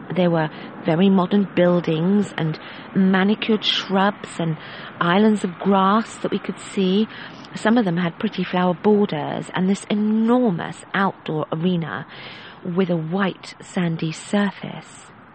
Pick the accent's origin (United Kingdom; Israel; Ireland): United Kingdom; England; Being English